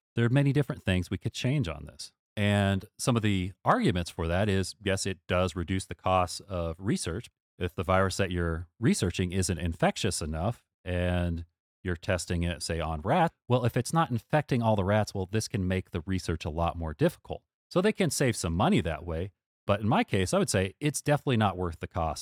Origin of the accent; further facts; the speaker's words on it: United States; as an American